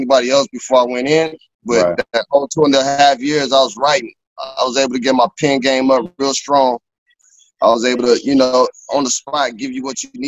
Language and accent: English; Phoenix, Arizona, United States; I come from Phoenix, Arizona